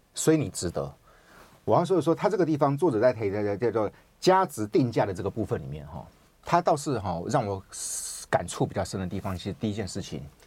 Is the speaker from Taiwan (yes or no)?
yes; Taiwan; 我们台湾人就是比较会，比较可能自信心没有那个那么强